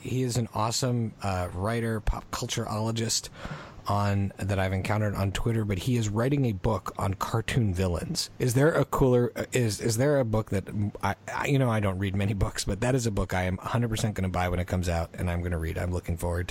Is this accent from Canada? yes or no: yes; Canada; growing up in Canada